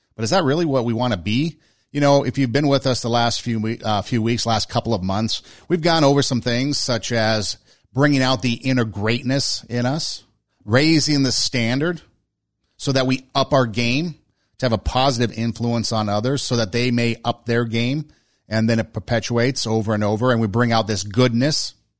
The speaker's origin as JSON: {"language": "English", "country": "United States", "said": "We in America"}